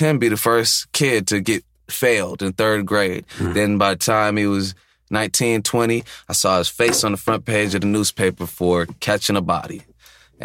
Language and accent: English; Chicago, Illinois, United States; growing up in Chicago, for me specifically, was at times kind of like a dual existence